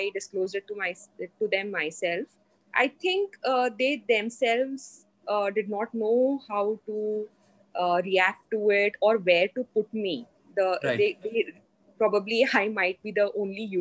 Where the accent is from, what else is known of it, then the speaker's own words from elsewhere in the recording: Mumbai, Maharashtra, India; So I'm from Mumbai. I'm basically from Mumbai